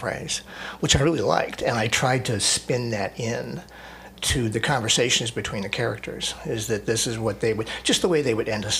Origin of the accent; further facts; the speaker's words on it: Meadville, Pennsylvania, United States; also born or lived in Cleveland, Ohio / Edinboro, Pennsylvania; now in Erie, United States; originally I was born in Cleveland, but I grew up in Meadville.